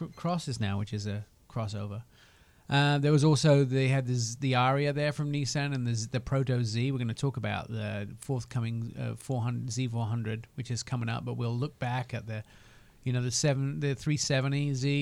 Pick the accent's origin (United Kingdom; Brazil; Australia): United Kingdom; moved away; I am painfully British